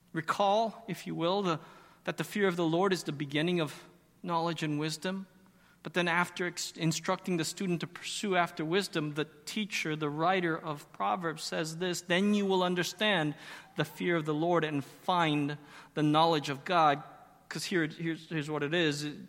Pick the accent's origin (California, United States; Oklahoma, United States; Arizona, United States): Arizona, United States; moved away; I grew up in Arizona